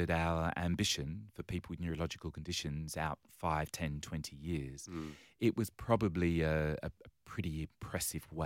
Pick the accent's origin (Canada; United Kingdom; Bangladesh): United Kingdom; England; now in Australia; yes, you, you might pick from my accent